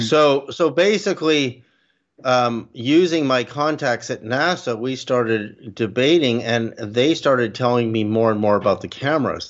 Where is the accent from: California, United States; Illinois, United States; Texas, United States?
California, United States; Berkeley; also born or lived in Canada; I'm Canadian, but our family moved to Berkeley, California, in about 1965